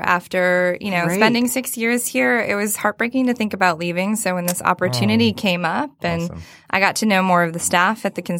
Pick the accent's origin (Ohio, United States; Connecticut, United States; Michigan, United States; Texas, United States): Michigan, United States; Saginaw; now in Detroit, United States; Yeah. I came from Saginaw, Michigan.